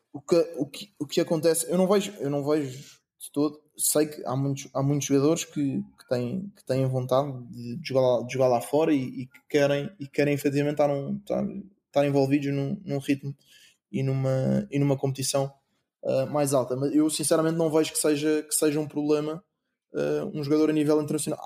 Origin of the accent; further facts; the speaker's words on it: Portugal; moved away as an adult; also born or lived in England; eu, sendo português e jogando pela seleção portuguesa